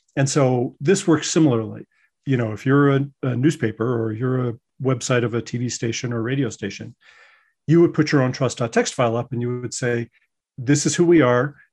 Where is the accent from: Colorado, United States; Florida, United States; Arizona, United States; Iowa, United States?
Colorado, United States; moved away as an adult; also born or lived in New York; I'm originally from Colorado